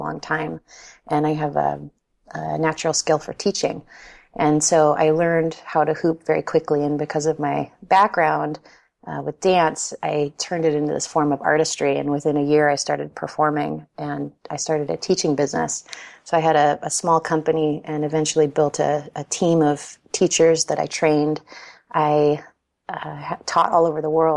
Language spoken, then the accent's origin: English; California, United States; I grew up in California